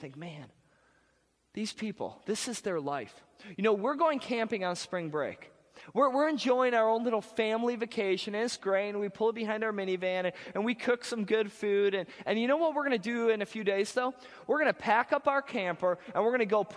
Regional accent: Wisconsin, United States; I'm from Wisconsin.

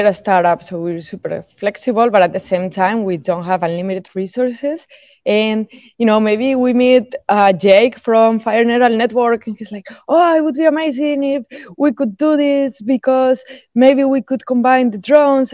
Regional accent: Spain; now in Tampa, United States; I'm originally from Spain

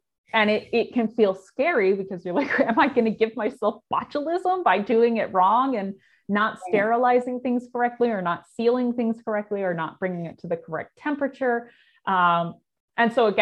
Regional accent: California, United States; moved away as an adult; now in Wisconsin, United States; I grew up in California, which is a huge agricultural state

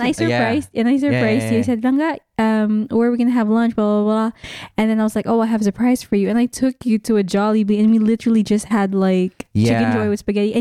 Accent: Dubai, United Arab Emirates; I may be Ilonggo by blood, but I was raised here in Dubai.

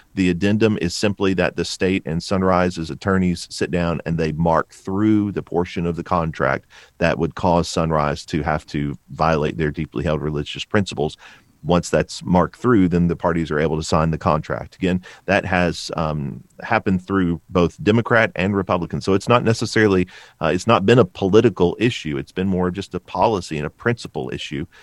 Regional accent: Bowling Green, Kentucky, United States; also born or lived in Stone Mountain, Georgia; grew up in, in Bowling Green

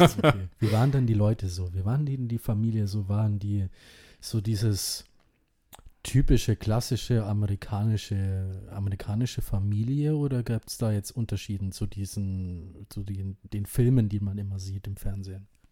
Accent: Indonesia; now in Germany; mein Geburtsland Indonesien

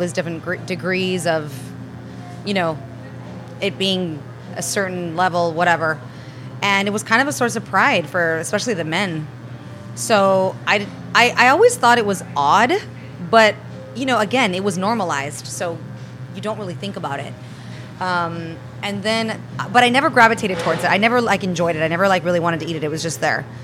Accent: London, United Kingdom; born there; also born or lived in Europe / United States; Um, well, I was born in London. Uh, my parents met. My dad left Spain. My mom left Italy. They connected there. They got married. They had me. Um, and I grew up between uh, Europe and the United States as a child.

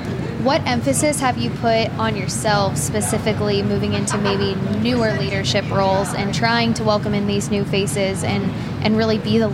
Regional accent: Kansas City, United States; I'm a Kansas City girl

